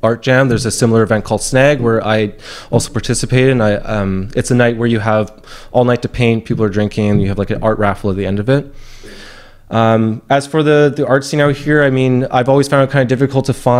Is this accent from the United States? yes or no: no; Tsawwassen, British Columbia, Canada; moved away as an adult; I grew up in Tawasin, this small suburban town, about like half an hour away from Vancouver